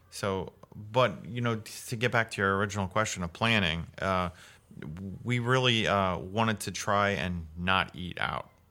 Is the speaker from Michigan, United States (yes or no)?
no; Missouri, United States; also born or lived in Florida; now in Washington State, United States; I'm from Missouri